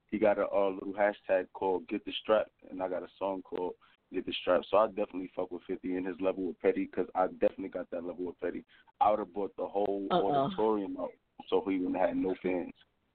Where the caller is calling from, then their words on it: Brooklyn, New York, United States; I'm calling from Brooklyn.